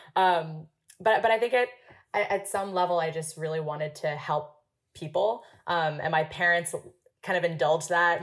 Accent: Hong Kong; moved away as an adult; also born or lived in Princeton, United States; I was born and raised in Hong Kong. I spent 18 years there before coming to the US for college for Princeton.

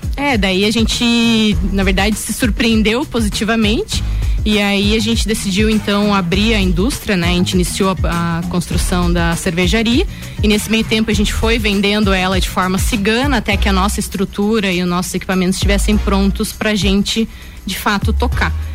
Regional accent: Lages, Santa Catarina, Brazil; also born or lived in Joinville; sou natural aqui de Lages mesmo, é, mas morei por sete anos em Joinville, onde eu fiz a minha graduação

